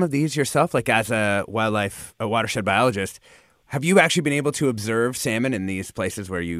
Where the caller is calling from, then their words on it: Oakland, California, United States; I'm shouting out from Sausal Creek in the Oakland area where I walk every morning.